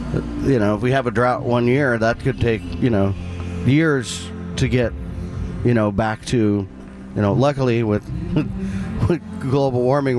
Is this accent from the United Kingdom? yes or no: no; Missouri, United States; moved away; like I grew up in the Missouri River